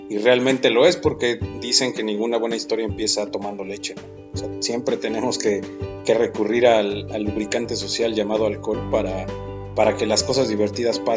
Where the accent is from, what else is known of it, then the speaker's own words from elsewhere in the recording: Mexico; Como mexicanos, sí, todos nos quejamos y todo, todo se lo delegamos al gobierno